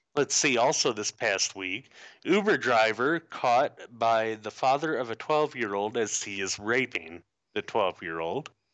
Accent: Illinois, United States; moved away; my home state

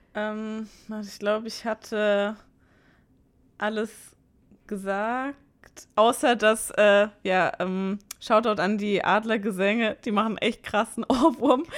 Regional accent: Mannheim, Baden-Württemberg, Germany; now in Karlsruhe, Germany; ich bin gebürtige, gebürtige Monnemerin

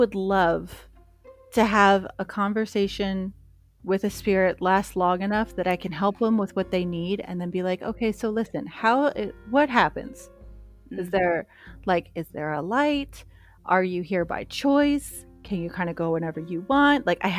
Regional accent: Pennsylvania, United States; I came from Pennsylvania.

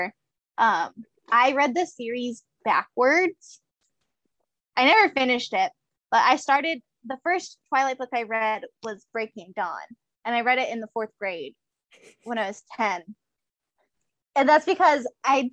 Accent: Tucson, Arizona, United States; we're from Tucson

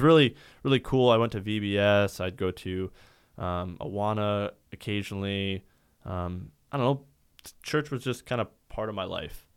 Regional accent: Sioux Falls, South Dakota, United States; I grew up in Sioux Falls, uh, my entire life

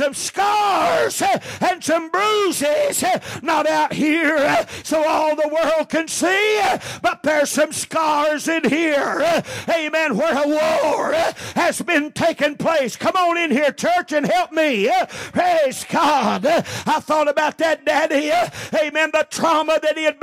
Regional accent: United States; we're American Christians.

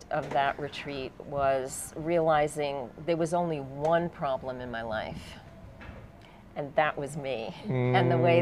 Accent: United States; moved away; I come from the States

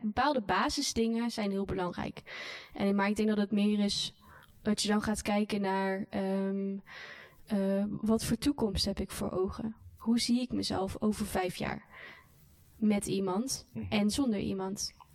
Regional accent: North Brabant, Netherlands; moved away; also born or lived in Randstad / Hilversum; ik ben zeker wel in hart en nieren ben ik echt wel een Brabander

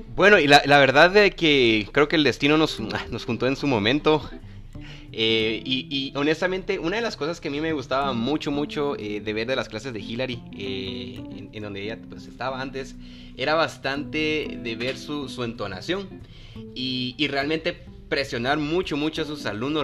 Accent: Guatemala; la entonación que nosotros tal vez aquí en Guatemala le damos a nuestro español

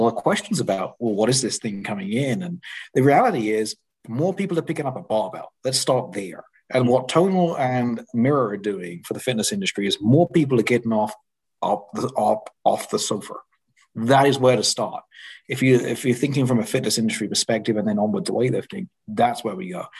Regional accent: England, United Kingdom; I grew up in England

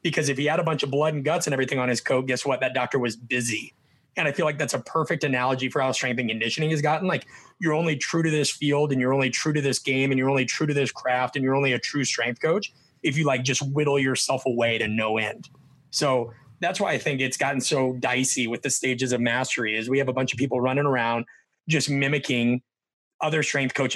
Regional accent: Nebraska, United States; I'm from Nebraska.

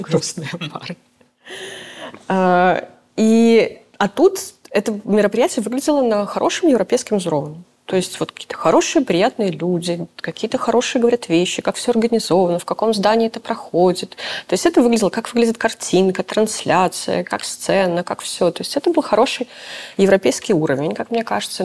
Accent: Belarus; moved away; мы тоже белорусы. Да, мы в эмиграции, да, мы там. Но ну, мы тоже белорусы

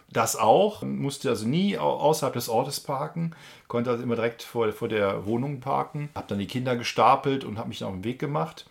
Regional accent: Germany; als äh, Deutscher

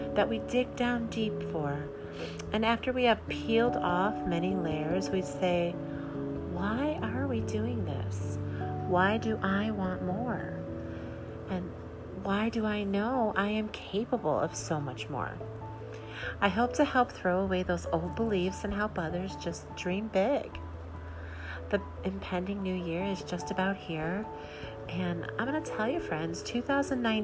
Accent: Midwest, United States; I'm a mom from the Midwest

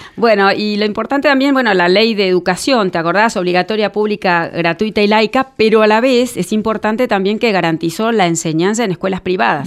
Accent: Argentina

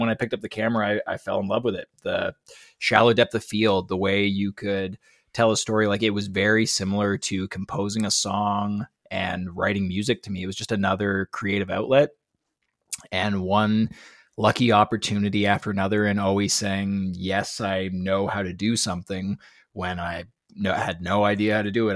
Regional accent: Canada; I'm from Canada

